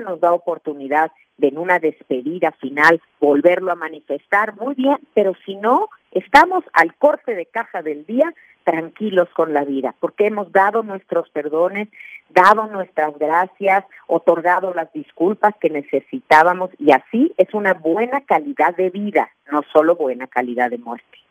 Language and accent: Spanish; Mexico; en mi país, en México